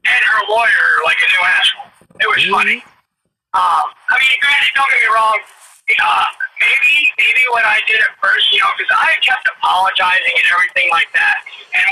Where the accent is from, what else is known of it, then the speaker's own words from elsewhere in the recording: New England, United States; I'm from New England.